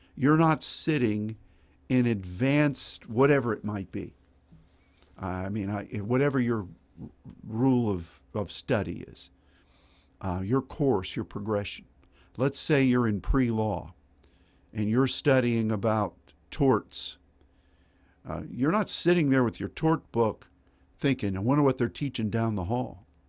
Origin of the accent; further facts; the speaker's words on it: Pittsburgh, Pennsylvania, United States; I grew up in Pittsburgh, and we had a lot of streams and creeks, and we had three rivers